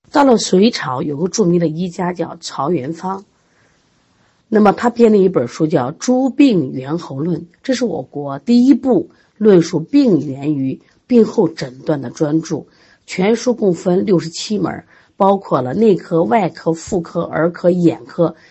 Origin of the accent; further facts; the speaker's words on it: China; 我们应该作为中国人而感觉到特别特别的骄傲